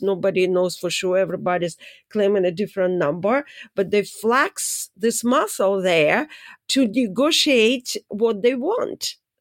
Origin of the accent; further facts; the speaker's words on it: Saint Petersburg, Russia; moved away; I'm from Saint Petersburg